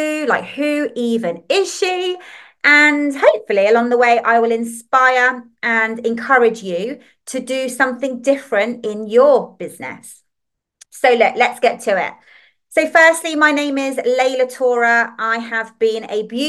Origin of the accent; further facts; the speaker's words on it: Liverpool, North West England, United Kingdom; accent: northern; I'm from England. You'll hear my little northern twangs in my voice and saying words like laugh and podcast. And that's because I was actually born in Liverpool.